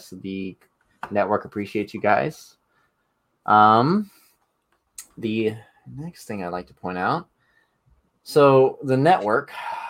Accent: Texas, United States; accent: Texan; I'm from Texas.

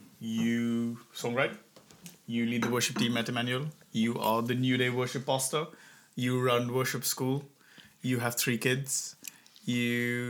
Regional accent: India; because I came over from India, you know

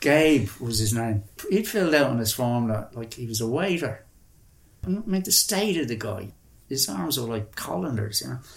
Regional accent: Ireland; moved away as an adult; also born or lived in India

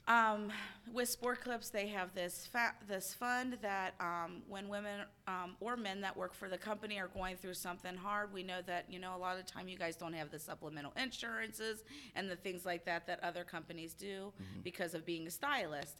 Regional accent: Cincinnati, Ohio, United States; I am from Cincinnati, Ohio

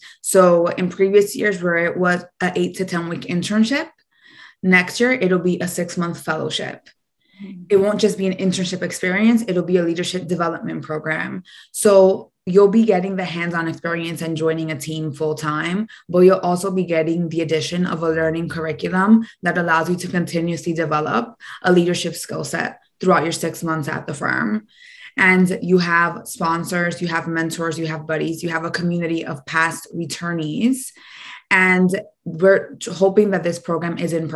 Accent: New York City, New York, United States; I'm first generation Dominican, born and raised in Washington Heights

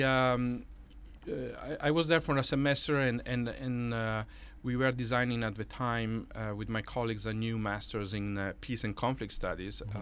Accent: Italy; English is a second language; moved away as an adult; now in New York, United States; as you can maybe guess from my Irish accent, I'm uh, Italian, and and I came here to New York in the year 2000

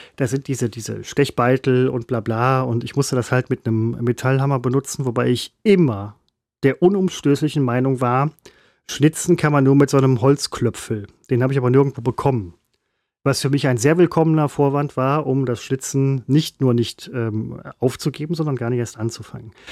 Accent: Essen, North Rhine-Westphalia, Germany; also born or lived in Velbert; Ich bin Essener, Werdener

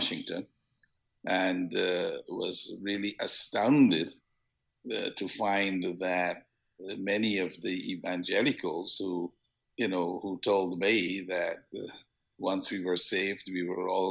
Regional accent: Georgetown, Demerara-Mahaica, Guyana; moved away as an adult; now in United States; I was born in Georgetown, what was British Guiana, is now Guyana, Georgetown, Guyana

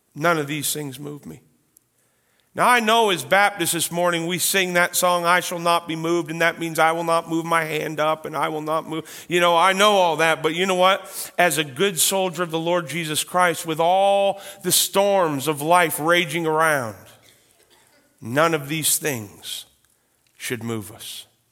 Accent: Canada; I am a proud Canadian.

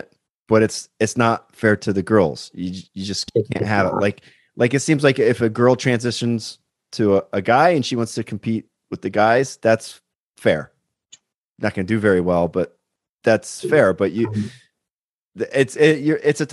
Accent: Pennsylvania, United States; just in from my home state, Pennsylvania

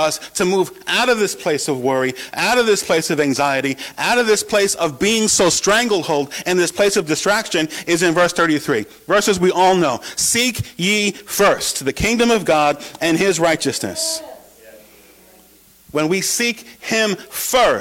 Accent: New York, United States; moved away as an adult; also born or lived in Oshkosh, Wisconsin / San Antonio, Texas; home in New York with my family

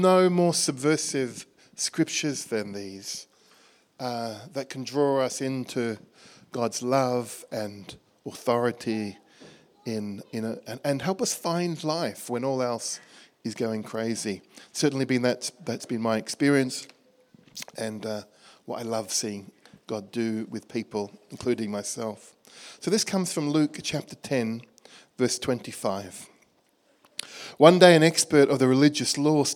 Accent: Australia; moved away as an adult; also born or lived in Bangkok, Thailand; now in Birmingham, United Kingdom; You can probably tell from my accent, I'm from Birmingham. Actually, originally from Australia

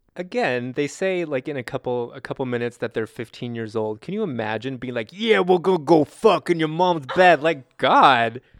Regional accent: California, United States; I grew up in California

